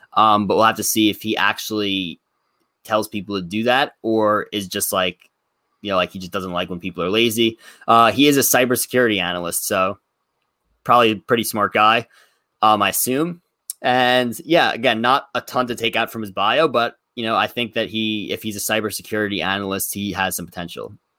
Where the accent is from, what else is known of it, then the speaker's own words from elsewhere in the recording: Plainview, New York, United States; current residence in my hometown, Plainview, New York